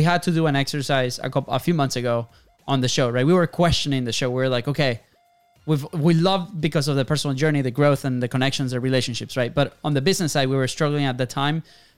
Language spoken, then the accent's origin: English; Venezuela; now in United States; we're foreign. We're from Venezuela.